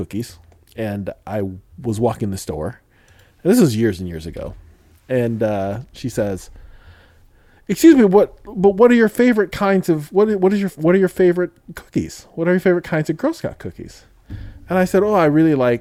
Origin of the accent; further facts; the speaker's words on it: Midwest, United States; I grew up in the Midwest